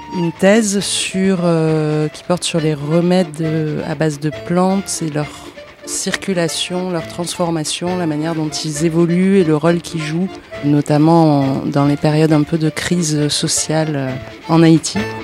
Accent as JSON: {"language": "French", "country": "Chile", "moved": "yes", "lives_now": "France", "said": "Je suis doctorante au CNE et je viens du Chili."}